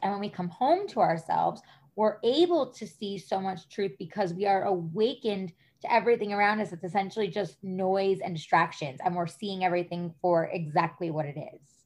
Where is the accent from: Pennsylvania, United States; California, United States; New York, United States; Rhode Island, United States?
New York, United States; moved away; I'm originally from New York.